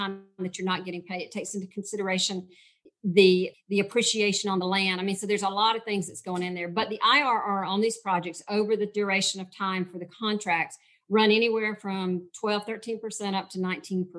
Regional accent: Georgia, United States; I am from Georgia

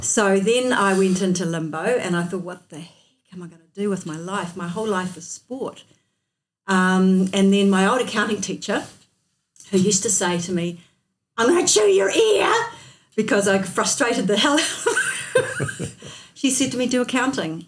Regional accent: North Otago, New Zealand; also born or lived in Dunedin; I was born in North Otago and I've lived here most of my life

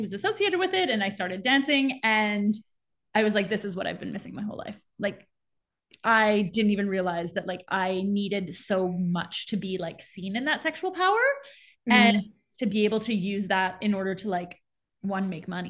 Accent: Montreal, Quebec, Canada; also born or lived in Southern Africa / Peru; now in Vancouver, Canada; I grew up in Montreal. That's where I'm originally from. I live in Vancouver now, but I was born and raised in Montreal.

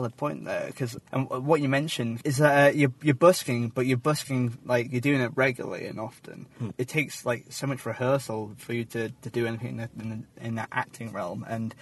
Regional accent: Yorkshire and the Humber, United Kingdom; moved away as an adult; now in Kent, United Kingdom; I come from Yorkshire

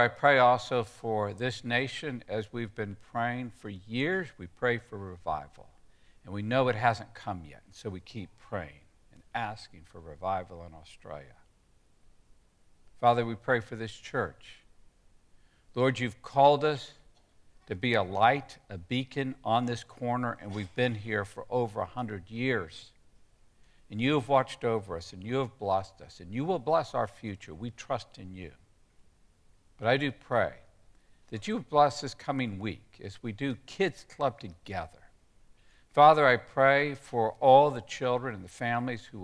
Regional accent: Texas, United States; when I grew up in Texas

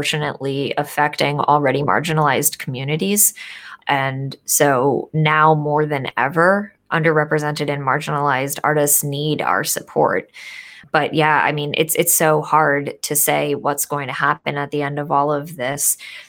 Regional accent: Northeast of the United States, United States; I grew up in the Northeast of the United States

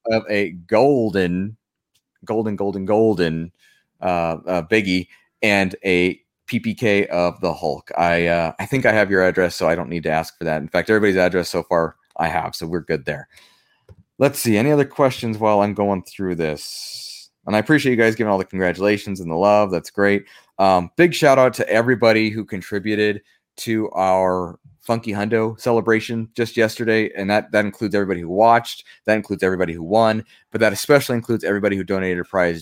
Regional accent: Pueblo, Colorado, United States; The state fair for Colorado is in my hometown.

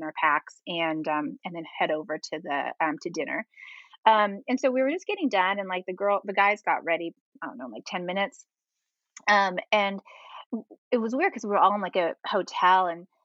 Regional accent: California, United States; I'm from California, but I've lived other places

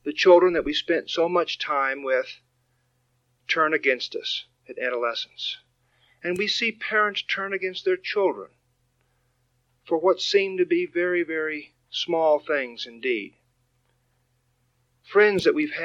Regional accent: Texas, United States; David and I grew up in Texas

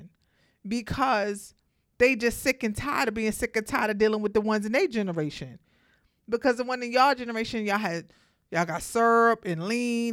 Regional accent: New York City, New York, United States; I'm from Brooklyn

